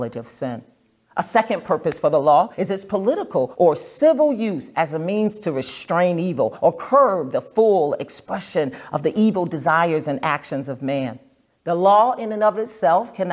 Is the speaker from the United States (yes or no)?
yes; New Jersey, United States; moved away as an adult; now in Nashville, United States; I'm originally from New Jersey